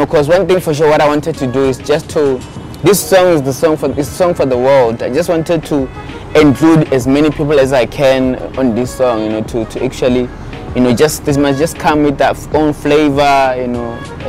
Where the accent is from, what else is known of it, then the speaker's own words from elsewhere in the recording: Kelly's Village, Limpopo, South Africa; and I was born in Kelly's Village in South Africa in a province called Limpopo.